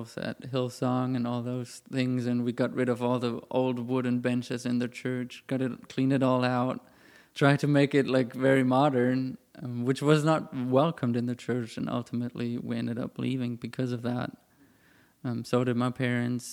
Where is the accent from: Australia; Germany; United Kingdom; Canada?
Germany; moved away as an adult; now in United States; I grew up in the Christian church in Germany, very traditional.